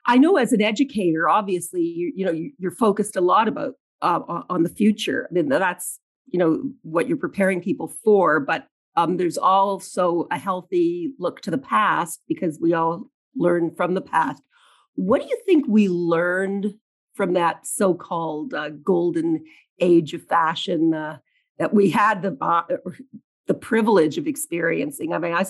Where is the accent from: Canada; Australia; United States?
Canada; I'm proud of you as a Canadian, and as a Canadian flag waver who really always wanted a little more attention for this country